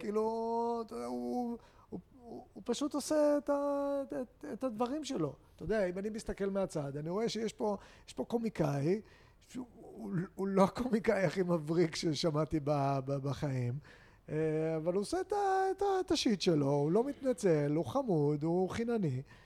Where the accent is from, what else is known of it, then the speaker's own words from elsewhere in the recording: Haifa, Haifa District, Israel; אני יהודי, ישראלי, אה, חיפאי